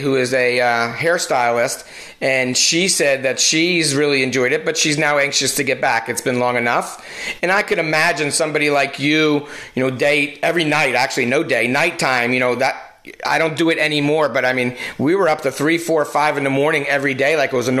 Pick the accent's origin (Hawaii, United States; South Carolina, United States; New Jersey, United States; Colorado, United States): New Jersey, United States; accent: New Jersey; my New Jersey accent